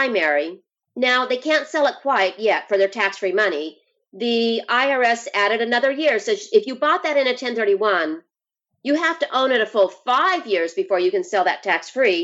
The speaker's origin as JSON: {"language": "English", "region": "Idaho", "country": "United States", "moved": "yes", "said": "I'm from Idaho. I love Idaho"}